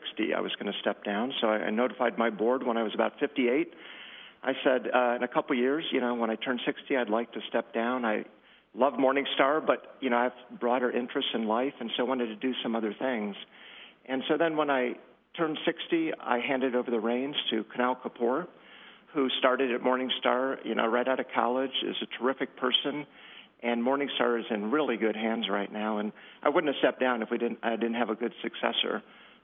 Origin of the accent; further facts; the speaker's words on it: Northwest Indiana, United States; moved away as an adult; now in Chicago, United States; I grew up in Northwest Indiana